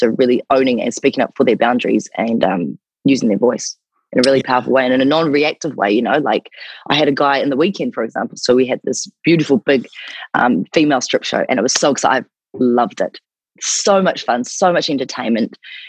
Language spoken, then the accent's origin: English; New Zealand; accent: New Zealand; moved away; also born or lived in Gold Coast, Australia; my accent is from New Zealand